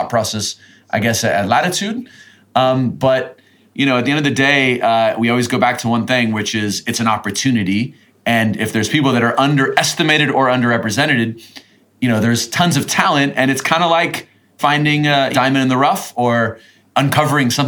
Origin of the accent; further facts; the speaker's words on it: United States; now in Latin America; being an American, living in Latin America